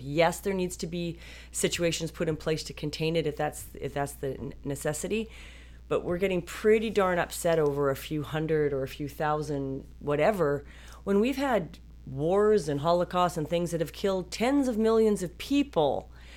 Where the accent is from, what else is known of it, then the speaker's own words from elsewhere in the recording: British Columbia, Canada; I was raised in Canada.